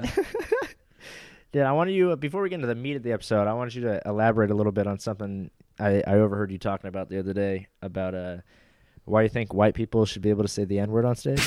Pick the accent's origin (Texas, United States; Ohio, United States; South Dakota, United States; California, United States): California, United States; Los Angeles